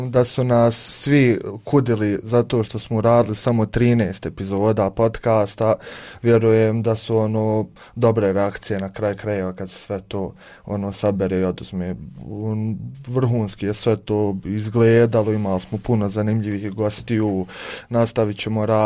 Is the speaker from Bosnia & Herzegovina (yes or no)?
yes; Odžak, Federation of Bosnia and Herzegovina, Bosnia & Herzegovina; moved away as an adult; now in Sarajevo, Bosnia and Herzegovina; evo ja sam na primjer iz Ođaka, koji ni, ni u Sarajevu, nego mali gradić na sjeveru Bosne i Hercegovine i tu sam ono, već neki 7 godina u Sarajevu